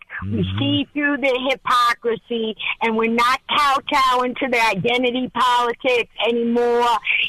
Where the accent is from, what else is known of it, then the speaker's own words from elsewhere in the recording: Long Island, New York, United States; now in Myrtle Beach, United States; I'm from Long Island, actually, originally.